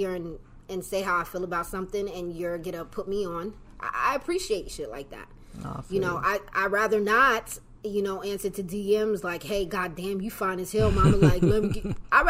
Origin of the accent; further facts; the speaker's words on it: Kennewick, Washington, United States; I'm from Washington. Washington State, Kenwick.